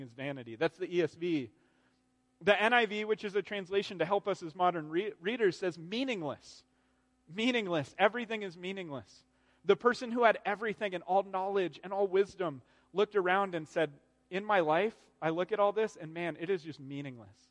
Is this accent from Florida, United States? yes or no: no; Arizona, United States; I grew up in Arizona.